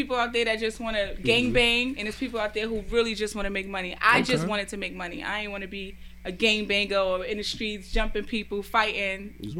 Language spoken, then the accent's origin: English; Brooklyn, New York, United States; I'm from Brooklyn, yeah.